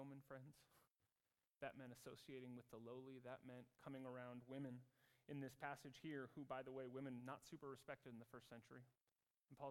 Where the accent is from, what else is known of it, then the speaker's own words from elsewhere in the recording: United States; moved away as an adult; now in Zurich, Switzerland; myself as an American